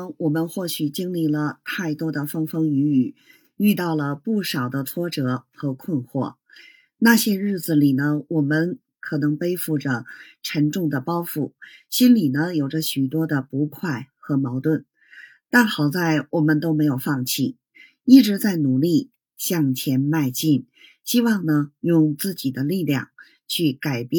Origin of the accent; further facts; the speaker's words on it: Beijing, China; ，咱们下期节目再